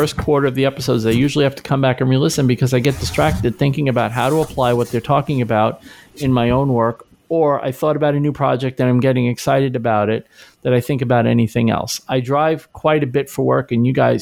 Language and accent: English; New York City, New York, United States; I grew up in New York. I've told this a million times, but I grew up in New York City